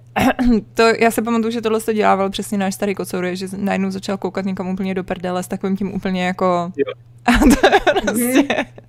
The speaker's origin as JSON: {"language": "Czech", "region": "Prague", "country": "Czechia", "tie": "born or raised there", "said": "já jsem vyrůstala na Vinohradech, uh, na Praze 2"}